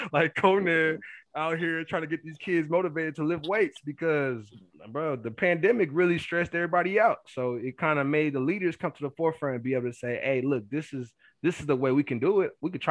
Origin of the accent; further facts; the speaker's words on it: Killeen, Texas, United States; moved away as an adult; also born or lived in Abilene; It was my hometown